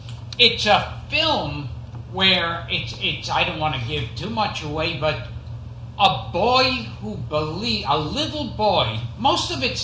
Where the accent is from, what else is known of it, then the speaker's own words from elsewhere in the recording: New York City, New York, United States; I was born in Coney Island, and I lived above my father's hardware store.